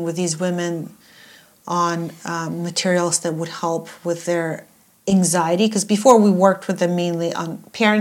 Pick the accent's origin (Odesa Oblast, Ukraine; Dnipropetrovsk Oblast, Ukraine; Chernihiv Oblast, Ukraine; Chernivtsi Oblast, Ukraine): Odesa Oblast, Ukraine; Odesa; I'm from Odessa.